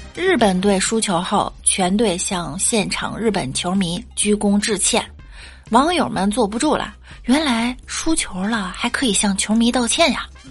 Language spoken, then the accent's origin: Chinese; China; 作为中国人